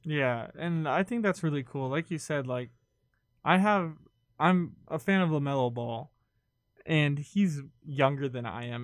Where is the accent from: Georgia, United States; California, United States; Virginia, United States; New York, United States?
California, United States; I grew up in California